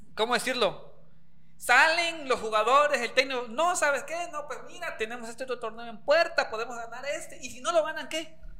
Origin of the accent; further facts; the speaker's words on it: Mexico; a mí como aficionado, como mexicano